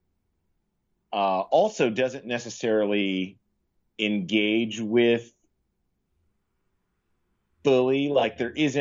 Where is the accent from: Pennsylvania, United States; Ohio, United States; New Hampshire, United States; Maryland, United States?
Ohio, United States; Cincinnati; now in New York, United States; Cincinnati, my hometown